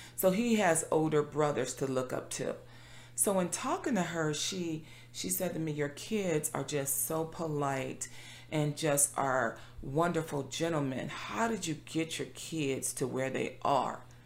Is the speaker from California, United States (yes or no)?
yes; Compton, California, United States; I being born and raised in Compton